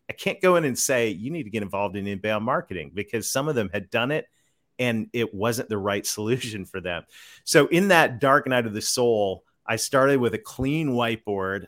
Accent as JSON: {"language": "English", "country": "Canada", "moved": "as an adult", "lives_now": "Conway, United States", "said": "I'm a Canadian kid that married a Southern girl, so I live right on the south edge of the Ozark Mountains in the great state of Arkansas"}